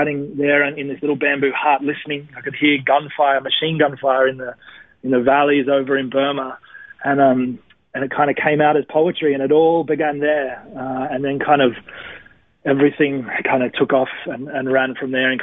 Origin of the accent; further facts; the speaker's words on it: Wollongong, New South Wales, Australia; moved away as an adult; now in Melbourne, Australia; I grew up in Wollongong till I was about... out of high school, maybe 22 or something like